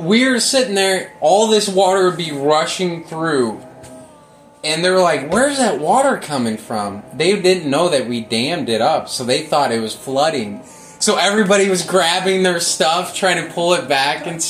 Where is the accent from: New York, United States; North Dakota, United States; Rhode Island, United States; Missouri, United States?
Missouri, United States; Normandy; I grew up in Normandy. I didn't grow up in Ferguson